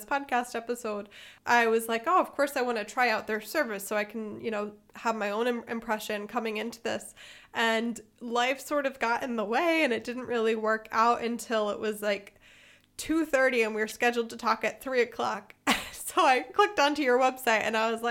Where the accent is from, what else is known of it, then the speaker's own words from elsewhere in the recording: United States; now in Germany; as an American, I've been filing taxes in English my whole life